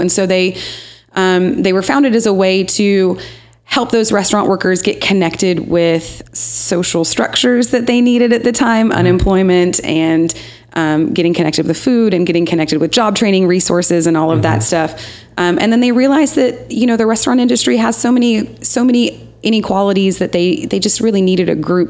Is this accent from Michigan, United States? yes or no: yes; Michigan, United States; also born or lived in Kentucky; now in Nashville, United States; I am from Michigan and then Kentucky, and I've been in Nashville for 8 years.